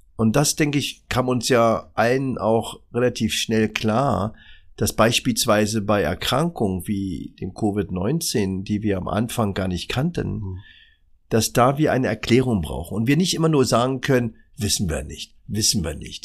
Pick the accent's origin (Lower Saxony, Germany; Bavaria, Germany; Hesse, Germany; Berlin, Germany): Berlin, Germany; Ich bin in der Charité geboren